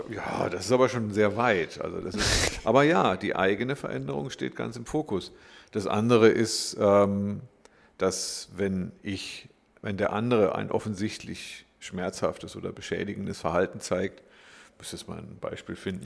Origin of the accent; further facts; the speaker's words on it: Glottertal, Baden-Württemberg, Germany; ich bin im Glottertal groß geworden, könnte man sagen. Ich komme aus dem Schwarzwald